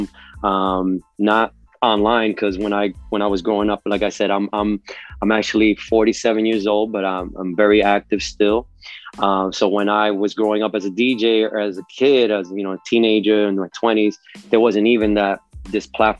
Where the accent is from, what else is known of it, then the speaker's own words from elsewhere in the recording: New York City, New York, United States; moved away as an adult; now in Miami, United States; I am originally from New York City, born and raised in New York City, uptown Washington Heights